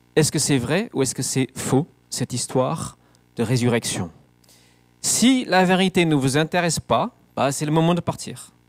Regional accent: England, United Kingdom; French is a second language; moved away; dans mon pays natal, l'Angleterre

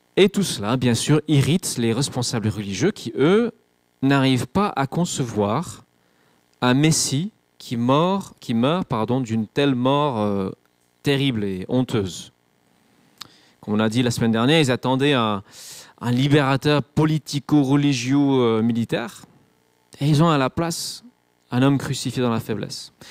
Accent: England, United Kingdom; moved away; je suis anglais, c'est pas ma culture

